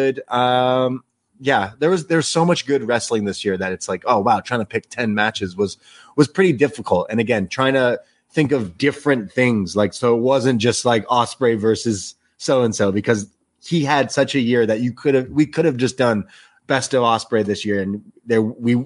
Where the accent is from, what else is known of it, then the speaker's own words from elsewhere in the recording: Canada; we're in Canada. I'm a Canadian boy